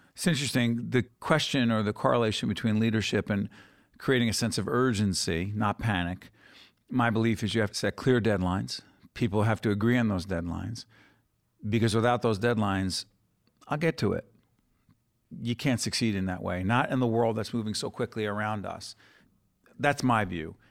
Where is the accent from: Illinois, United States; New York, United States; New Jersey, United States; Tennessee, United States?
New Jersey, United States; Newark; We're from the same neighborhood.